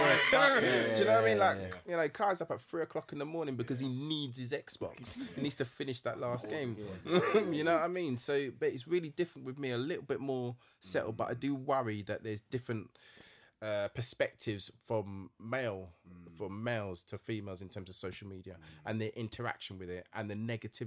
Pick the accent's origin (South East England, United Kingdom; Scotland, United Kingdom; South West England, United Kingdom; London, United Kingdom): London, United Kingdom; Mitcham; I'm from Mitcham, innit? Grew up in Mitcham